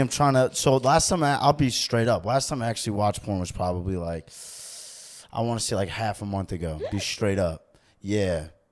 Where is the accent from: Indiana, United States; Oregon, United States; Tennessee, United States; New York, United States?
New York, United States; also born or lived in New Jersey; growing up in New York for me. I was, like, close to the Bronx